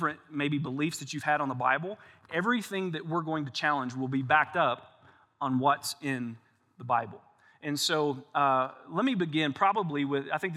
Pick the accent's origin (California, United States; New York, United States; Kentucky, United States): Kentucky, United States; we're both from Kentucky